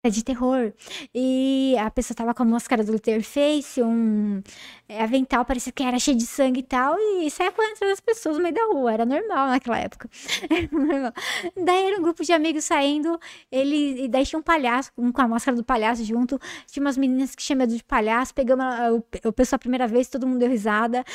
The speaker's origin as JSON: {"language": "Portuguese", "town": "Jundiaí", "region": "São Paulo", "country": "Brazil", "said": "A gente vem de Jundiaí"}